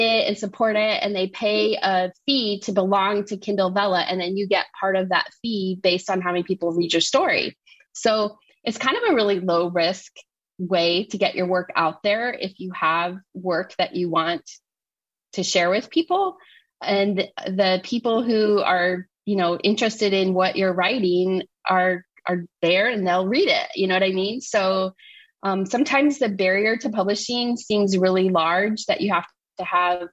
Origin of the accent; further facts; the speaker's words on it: Nebraska, United States; I'm from Nebraska